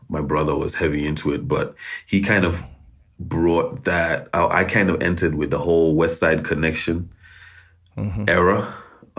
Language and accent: English; Nairobi, Kenya; born there; Yeah, so I was born in Nairobi. During the Civil War in Uganda.